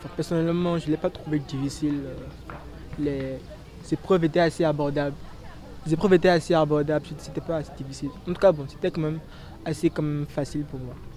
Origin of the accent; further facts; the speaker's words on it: Benin; now in Senegal; je suis béninois